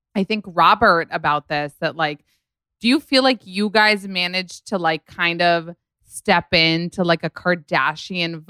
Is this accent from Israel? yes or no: yes; Israel; moved away; I grew up in Israel